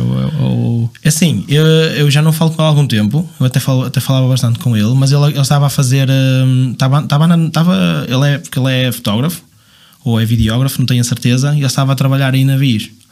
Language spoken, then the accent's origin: Portuguese; Marco de Canaveses, Porto District, Portugal; sou de Marca Naveses